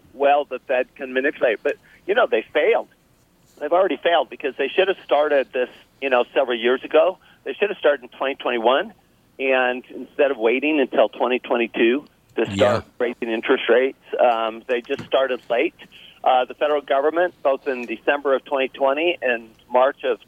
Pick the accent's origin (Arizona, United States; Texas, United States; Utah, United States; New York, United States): Utah, United States; Salt Lake City; also born or lived in Paris, France; I grew up in Salt Lake City, Utah.